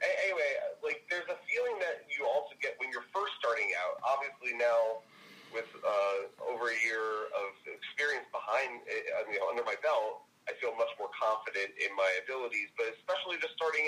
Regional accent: New Jersey, United States; also born or lived in New York City; my accent, just being from New Jersey

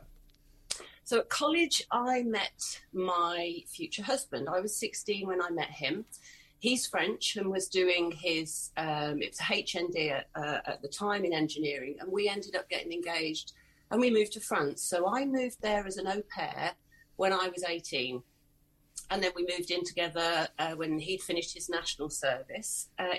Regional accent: Worcestershire, West Midlands, United Kingdom; I moved back to my hometown. I'm in Worcestershire, in the middle of England.

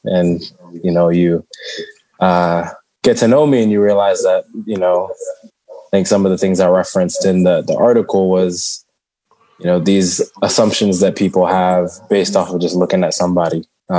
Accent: United States; first language Shona; I'm not really from Zimbabwe. I wasn't born there. And then you're in America and you're trying to explain, oh, I'm not just African-American, I'm Zimbabwean-American. Oh, but you're born here, so you're American.

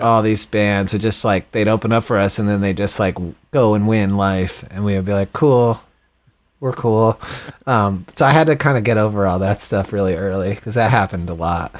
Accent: Texas, United States; moved away; also born or lived in Boston / New York City; I grew up in Texas

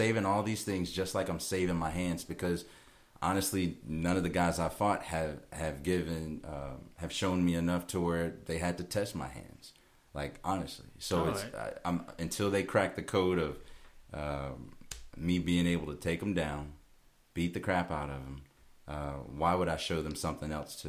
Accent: Georgia, United States; Southern Georgia.

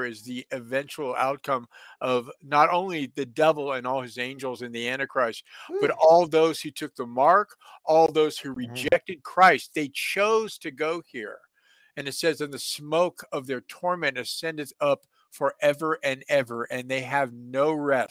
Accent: San Francisco, California, United States; also born or lived in Encino, California; I grew up in San Francisco

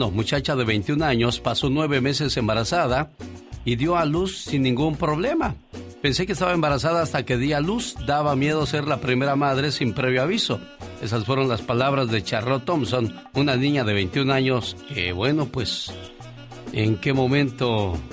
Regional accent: Michoacán, Mexico; Un día salí de Michoacán, pero Michoacán nunca salió de mí.

